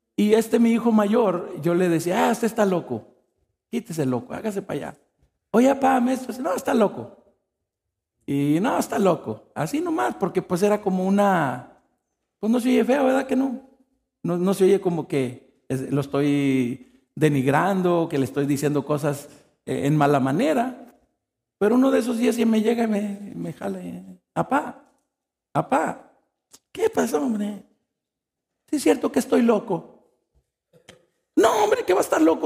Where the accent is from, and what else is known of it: Mexico; moved away